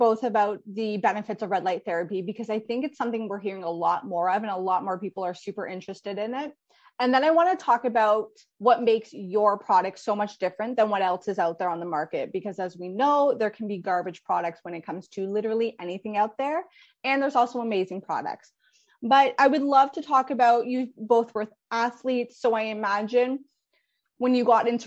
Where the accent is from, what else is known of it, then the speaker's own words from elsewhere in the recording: Canada; as a Canadian